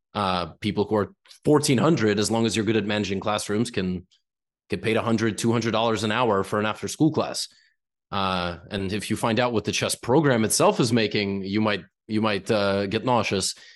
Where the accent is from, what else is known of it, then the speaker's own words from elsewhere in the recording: United States; also born or lived in New York; being an American